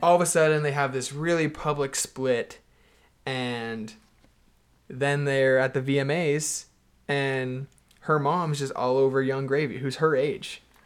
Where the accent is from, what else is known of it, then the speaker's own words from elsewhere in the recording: Houston, Texas, United States; I'm from Houston, Texas